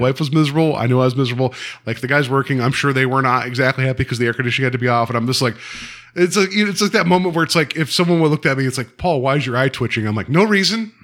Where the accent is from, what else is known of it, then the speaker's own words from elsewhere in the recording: West Virginia, United States; I grew up in Western Virginia